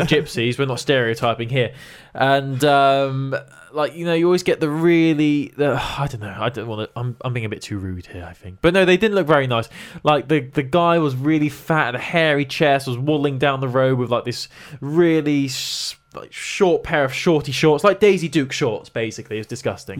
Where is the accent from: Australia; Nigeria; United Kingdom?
United Kingdom; England; We're English